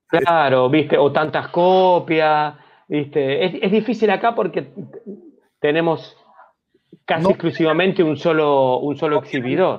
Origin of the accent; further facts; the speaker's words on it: Argentina; moved away; Yo soy argentino, yo tenía, no me acuerdo, veintipico de años